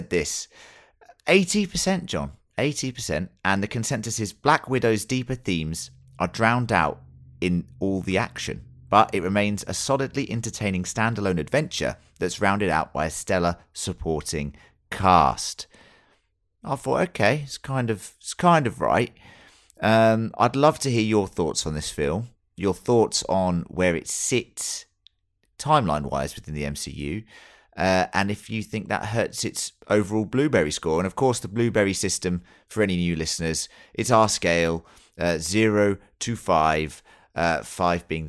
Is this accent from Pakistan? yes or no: no; England, United Kingdom; being English